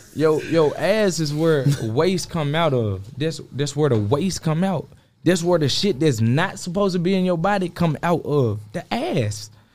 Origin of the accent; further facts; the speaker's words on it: Memphis, Tennessee, United States; I'm from Memphis.